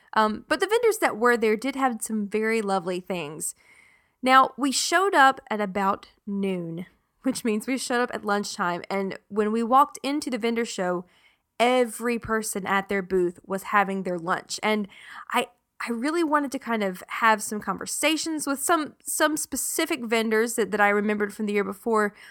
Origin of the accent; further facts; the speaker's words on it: South Carolina, United States; now in North Texas, United States; growing up in South Carolina, we did have a few tornadoes here and there